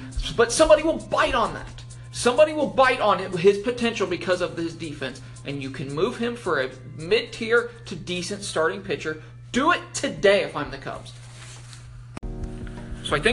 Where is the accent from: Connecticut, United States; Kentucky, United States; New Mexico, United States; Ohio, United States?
Ohio, United States; I am from Ohio. I played on a summer team called the Indians